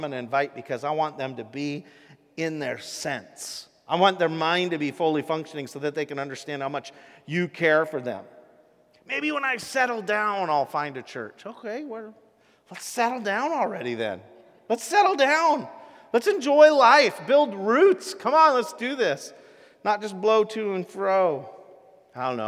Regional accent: Rochester, Washington, United States; a farm I grew up on in Rochester, Washington

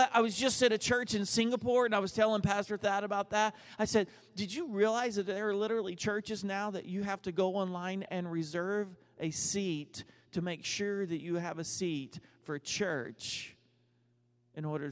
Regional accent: Dallas, Texas, United States; I'm from Dallas

